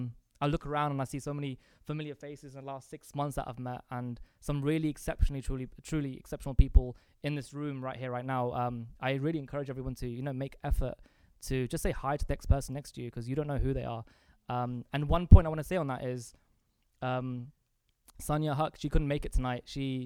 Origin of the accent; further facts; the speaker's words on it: Reading, South East England, United Kingdom; also born or lived in Pakistan; I suppose we grew up in Reading, but I think at the age of 4, we moved up to Pakistan. So we spent 4 years in Pakistan.